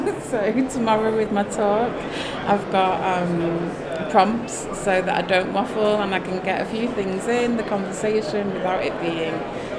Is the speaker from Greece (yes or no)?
no; the north of England, United Kingdom; I'm a Northerner.